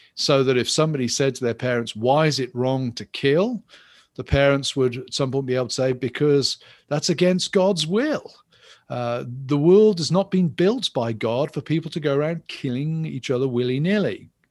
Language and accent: English; England, United Kingdom; I'm English